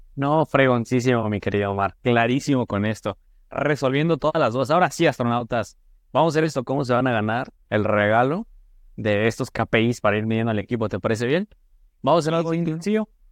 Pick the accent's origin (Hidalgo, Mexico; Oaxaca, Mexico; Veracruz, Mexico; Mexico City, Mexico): Hidalgo, Mexico; Tulancingo; now in Guadalajara, Mexico; yo soy del estado de Hidalgo, de Tulancingo, Hidalgo